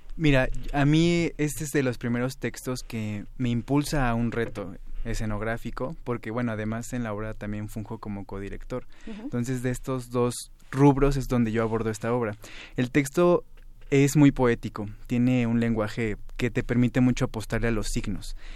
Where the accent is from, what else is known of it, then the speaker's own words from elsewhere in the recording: Mexico; como mexicanos